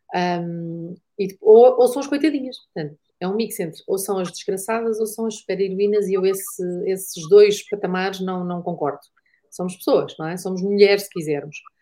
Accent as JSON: {"language": "Portuguese", "town": "Porto", "region": "Norte", "country": "Portugal", "tie": "born or raised there", "said": "Eu sou do Porto"}